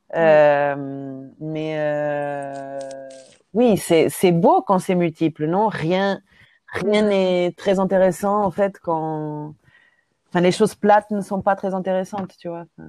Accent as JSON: {"language": "French", "region": "Lisbon", "country": "Portugal", "tie": "born or raised there", "second_language": "French", "moved": "as an adult", "lives_now": "Brussels, Belgium", "said": "Oui, j'ai grandi au Portugal, à Lisbonne"}